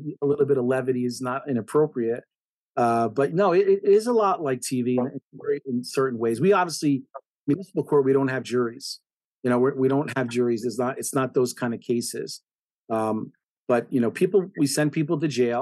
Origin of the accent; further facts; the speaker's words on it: Nutley, New Jersey, United States; also born or lived in Passaic, New Jersey / Union Beach, New Jersey; I've obviously spent most of my life in Nutley, living in Nutley, since I think I was 5 years old.